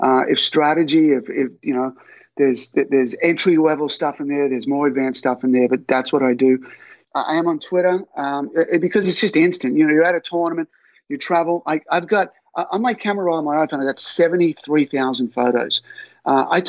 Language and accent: English; Albury, New South Wales, Australia; I grew up in Forest Hill Avenue and, you know, you couldn't hope for a better childhood. You know, you're riding your bike around everywhere. You're in a country town